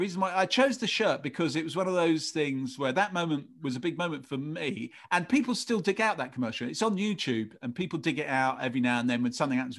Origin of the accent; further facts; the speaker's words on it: England, United Kingdom; I'm part Irish. I've got an Irish name, but I grew up in England.